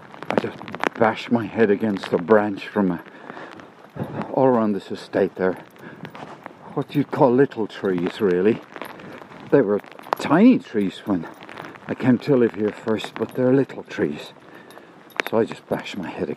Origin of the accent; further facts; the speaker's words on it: Cork, Munster, Ireland; Irish in Cork